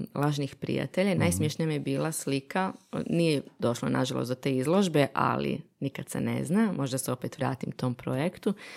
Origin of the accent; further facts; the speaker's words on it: Bosnia & Herzegovina; moved away; sam odrasla u Bosni